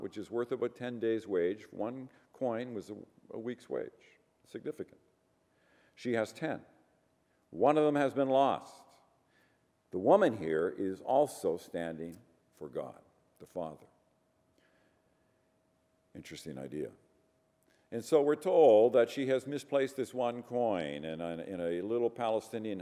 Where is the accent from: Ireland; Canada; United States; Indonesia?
Ireland; I'm Irish